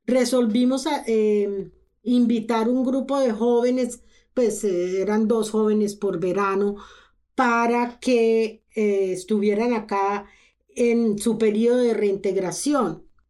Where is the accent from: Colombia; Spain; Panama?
Colombia; moved away as an adult; now in Canada; Yo soy colombiana, yo viví toda mi juventud en Colombia, yo estudié en Colombia